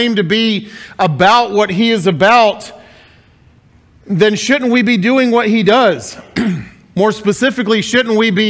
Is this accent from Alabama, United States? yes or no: yes; Huntsville, Alabama, United States; moved away; also born or lived in Mississippi; I was born and raised in Huntsville, Alabama, but my family is all Mississippi roots